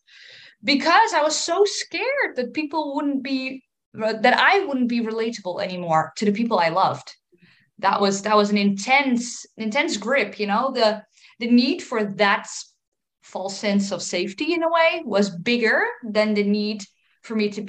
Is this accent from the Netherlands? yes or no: yes; Netherlands; 31. I'm from the Netherlands